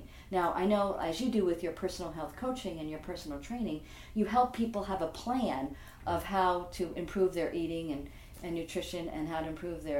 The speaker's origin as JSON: {"language": "English", "town": "Franklin Square", "region": "New York", "country": "United States", "tie": "born or raised there", "said": "I grew up in Franklin Square, which is on Long Island in New York."}